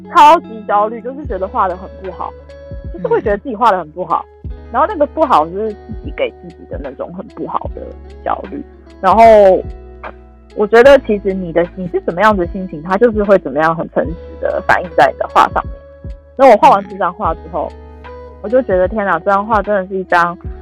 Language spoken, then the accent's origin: Chinese; Taiwan; 我们台湾